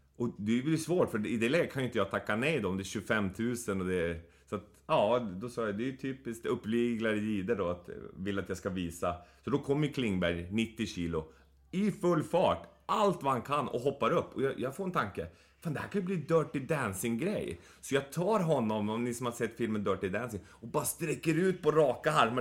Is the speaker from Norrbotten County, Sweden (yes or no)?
yes; Boden, Norrbotten County, Sweden; moved away; jag växte upp i Boden